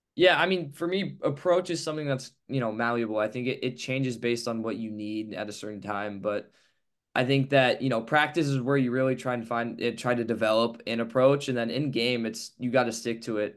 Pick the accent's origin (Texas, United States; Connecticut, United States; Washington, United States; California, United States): California, United States; Palo Alto; growing up in Palo Alto, I'll look out of my high school